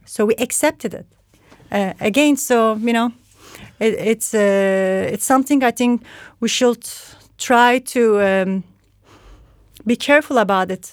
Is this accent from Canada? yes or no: no; Turkey; moved away as an adult; also born or lived in Istanbul / Brande, Denmark; now in Copenhagen, Denmark; I'm from Turkey